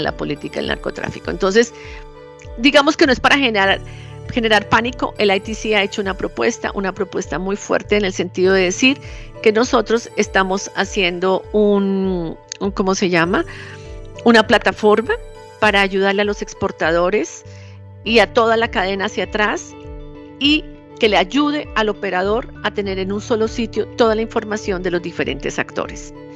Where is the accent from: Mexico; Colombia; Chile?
Colombia; moved away as an adult; now in Europe; yo soy colombiana.